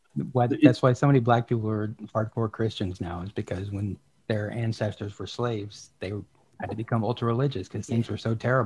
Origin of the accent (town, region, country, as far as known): Charleston, South Carolina, United States; born or raised there; moved away